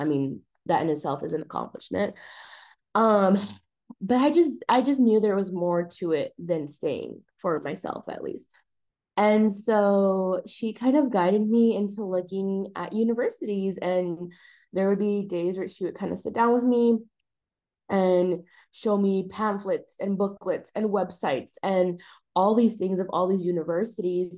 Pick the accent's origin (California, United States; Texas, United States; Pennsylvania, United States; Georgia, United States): Texas, United States; El Paso; now in Austin, United States; I am from El Paso, Texas